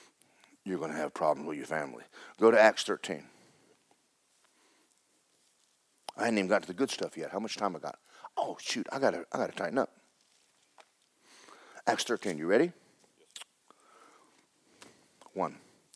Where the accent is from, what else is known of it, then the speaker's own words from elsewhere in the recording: North Carolina, United States; First time I was born in North Carolina as